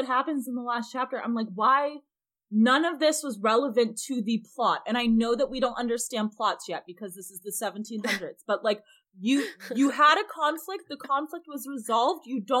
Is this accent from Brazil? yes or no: no; United Kingdom; I had barley and rice, but I'm going to refer to them both as corn, because I'm British.